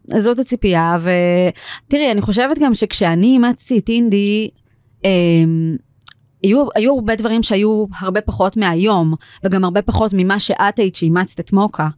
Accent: Israel; also born or lived in Tel Aviv, Israel; now in Hod HaSharon, Israel; גדלתי במושב, תמיד היו לנו כזה כלבי, כלבי מושב בחצר

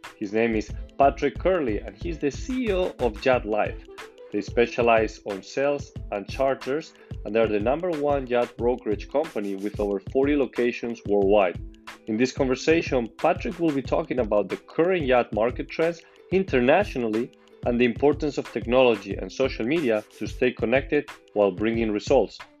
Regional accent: Spain; I'm from Spain

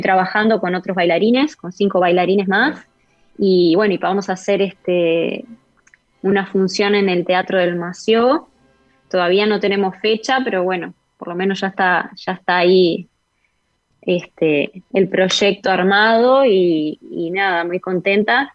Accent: Uruguay; moved away as an adult; also born or lived in Spain / Brazil; en mi país

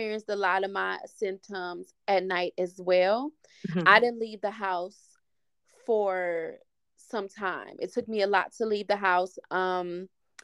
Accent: Milwaukee, Wisconsin, United States; I'm from Milwaukee, Wisconsin.

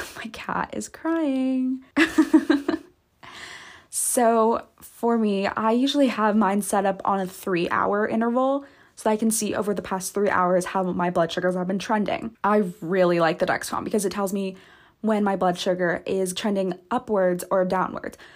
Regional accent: Santa Barbara, California, United States; moved away; I'm actually currently back at home right now, like my hometown, the Santa Barbara, California

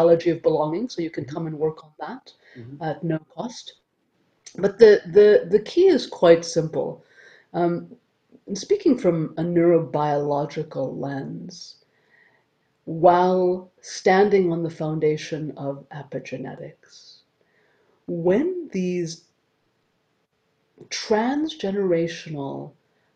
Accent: Canada; I'm Canadian

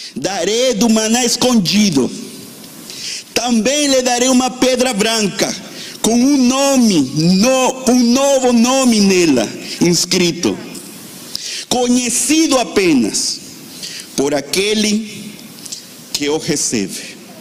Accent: Venezuela; now in Brazil; eu sou da Venezuela

